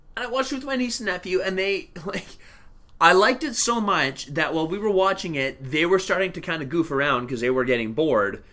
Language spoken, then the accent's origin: English; Canada; as a Canadian